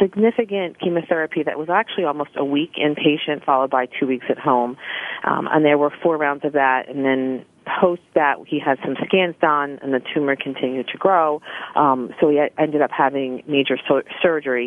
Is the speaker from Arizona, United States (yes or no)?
no; Philadelphia, Pennsylvania, United States; in high school, growing up in the Philadelphia area